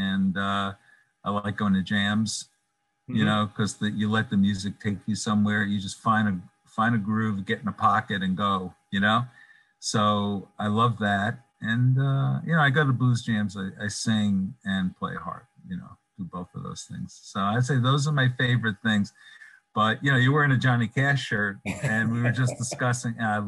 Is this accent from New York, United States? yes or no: yes; New York City, New York, United States; moved away; I'm from Brooklyn, even though I don't live in Brooklyn